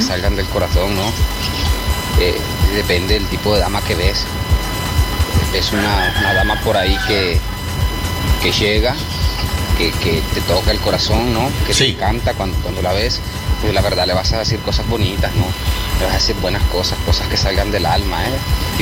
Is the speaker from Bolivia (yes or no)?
no; Nicaragua; also born or lived in Chinandega; soy de Cebaco, pero martes y miércoles trabajo acá en Chinandega